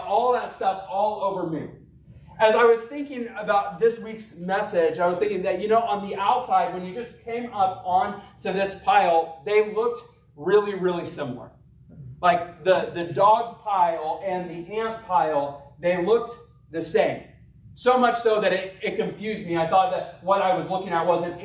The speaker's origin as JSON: {"language": "English", "region": "Arkansas", "country": "United States", "tie": "born or raised there", "said": "I grew up in Arkansas"}